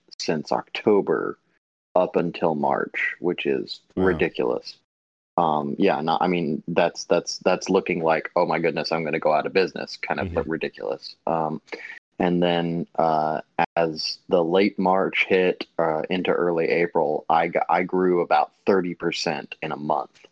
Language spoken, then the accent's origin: English; Atlanta, Georgia, United States; I'm from North Atlanta, so I'm in Georgia.